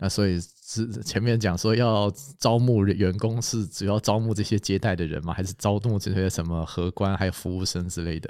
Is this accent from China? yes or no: no; Taiwan; 我们台湾人